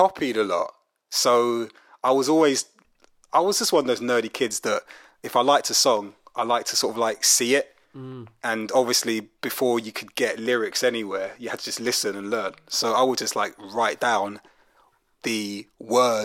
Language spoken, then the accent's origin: English; London, United Kingdom; I grew up in Brixton in South London, and I'm not Jamaican, but the Jamaican community was massive.